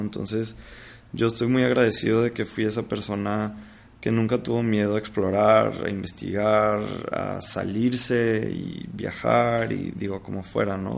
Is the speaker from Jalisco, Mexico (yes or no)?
no; Monterrey, Nuevo León, Mexico; moved away as an adult; now in Mexico City, Mexico; yo vivo en la Ciudad de México, pero, pero pues bueno, soy de Monterrey